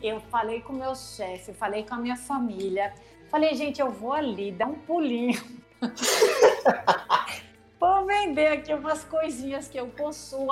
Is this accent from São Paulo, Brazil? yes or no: yes; São Paulo, Brazil; now in Natal, Brazil; Eu sou paulista, mas como eu tenho Girimum Card, eu sou quase natalense já. É a oitava vez que eu moro aqui em Natal.